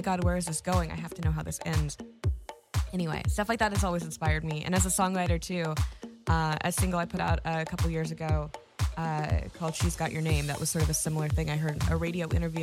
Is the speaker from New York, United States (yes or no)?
no; Texas, United States; moved away; also born or lived in California; I grew up singing in Opry houses when I was a tiny little baby back in Texas